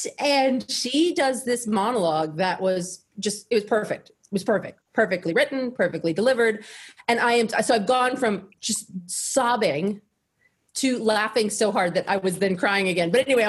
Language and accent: English; Texas, United States; moved away as an adult; now in Los Angeles, United States; I'm from Texas